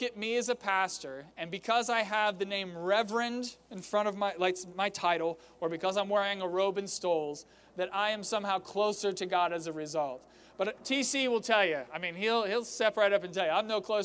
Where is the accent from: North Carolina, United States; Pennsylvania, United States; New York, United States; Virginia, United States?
Virginia, United States; Fredericksburg; my hometown of Fredericksburg